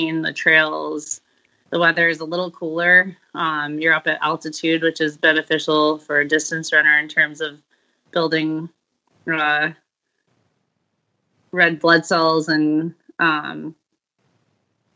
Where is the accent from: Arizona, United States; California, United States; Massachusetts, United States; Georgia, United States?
Arizona, United States; Phoenix; also born or lived in Colorado; I grew up in Phoenix